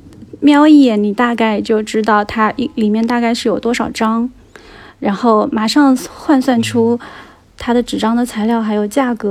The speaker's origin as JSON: {"language": "Chinese", "town": "Hangzhou", "region": "Zhejiang", "country": "China", "tie": "born or raised there", "said": "然后呢，我今天要和杨一起来聊一聊我的家乡。就是杭州的第九区富阳。"}